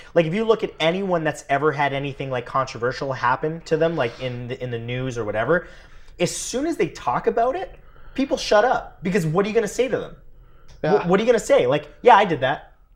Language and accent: English; Welland, Ontario, Canada; I grew up in Welland, Ontario, Canada